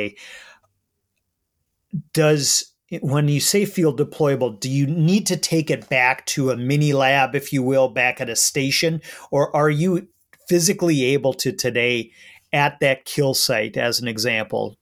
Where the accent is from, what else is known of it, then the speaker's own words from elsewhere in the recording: Minnesota, United States; as a Minnesotan who's proud of our conservation and funding heritage